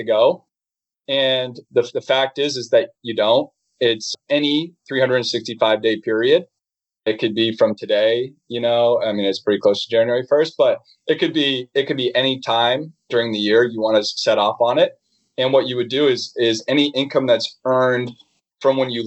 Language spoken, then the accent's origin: English; Boston, Massachusetts, United States; moved away as an adult; I grew up in Boston